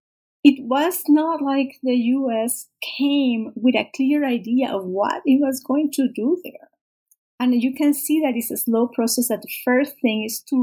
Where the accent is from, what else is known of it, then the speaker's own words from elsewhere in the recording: Panama; I'm Panamanian, I grew up in Panama, and I had never heard about it.